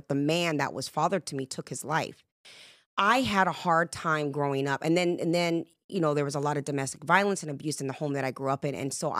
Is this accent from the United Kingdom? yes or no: yes; England, United Kingdom; born there; also born or lived in Jamaica; And I say, well, I'm Jamaican and British. And every time you put that together, you get a Puerto Rican from Brooklyn. Because everybody thinks I'm from the East Coast as well. And I was actually born in England.